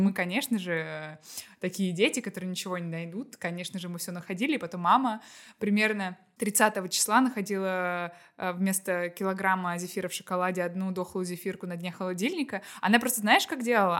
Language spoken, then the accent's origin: Russian; Astrakhan, Astrakhan Oblast, Russia; я из Астрахани, и там все очень плохо с хвойными деревьями